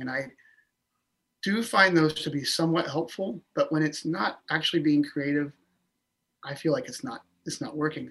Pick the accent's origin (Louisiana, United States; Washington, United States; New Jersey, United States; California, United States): Washington, United States; Orcas Island; I grew up on Orcas Island